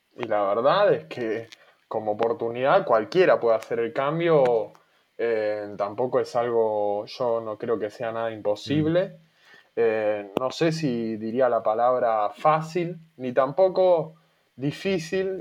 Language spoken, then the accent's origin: Spanish; Buenos Aires, Argentina; moved away as an adult; also born or lived in Mar del Plata; yo siempre viví en Buenos Aires, me fui a vivir a, Mar de Plata, en la provincia de Buenos Aires